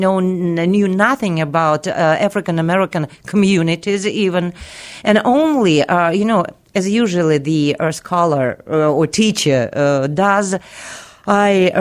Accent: Russia; I was raised in Soviet school, in Soviet university

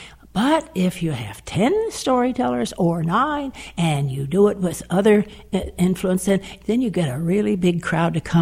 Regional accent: Miami, Florida, United States; I'm a native Miamian

